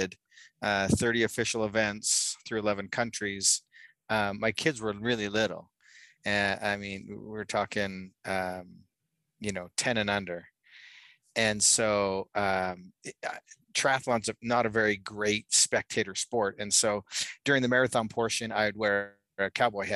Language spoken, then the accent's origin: English; Calgary, Alberta, Canada; now in Utah, United States; I actually grew up in Canada. I'm from Calgary, Alberta.